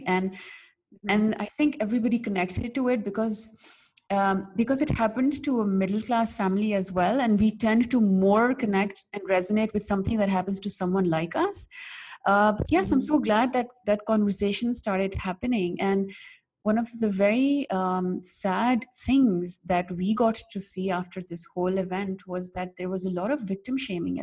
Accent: Pakistan; I'm from Pakistan

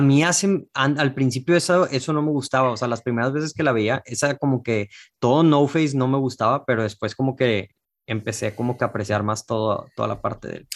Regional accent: Mexico; yo como mexicano

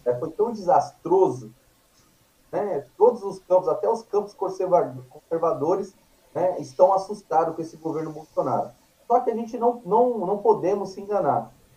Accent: Guarulhos, São Paulo, Brazil; moved away as an adult; also born or lived in Espírito Santo; now in Suzano, Brazil; eu venho para São Paulo com a minha família, com, eu tinha sete anos de idade, é, fui para morar em Guarulhos, então uhum. ali em Guarulhos estudei

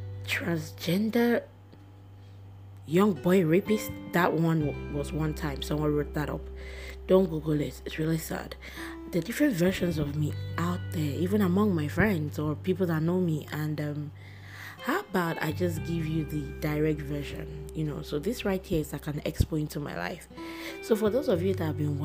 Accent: Nigeria; I'm a Nigerian and I'm black and I'm proud

